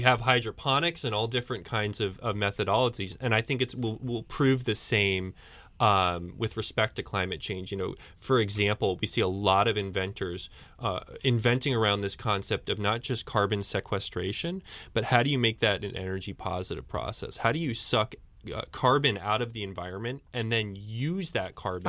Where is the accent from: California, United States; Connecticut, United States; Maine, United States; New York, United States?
Connecticut, United States; Storrs; I, I grew up in Storyce